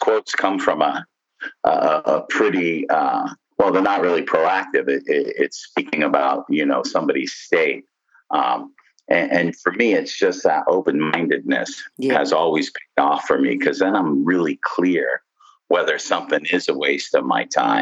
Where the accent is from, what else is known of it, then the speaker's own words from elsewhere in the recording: Southern California, United States; I grew up in Southern California